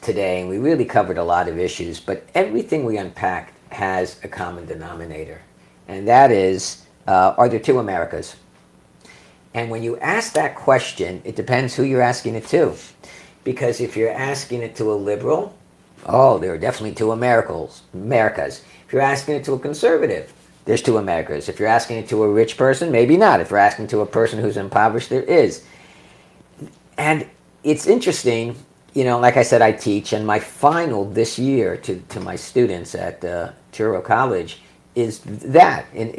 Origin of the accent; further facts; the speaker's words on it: Vietnam; I mean, I grew up in Vietnam.